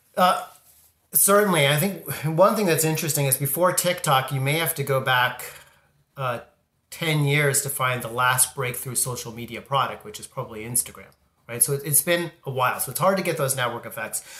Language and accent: English; Southern California, United States; I grew up in Southern California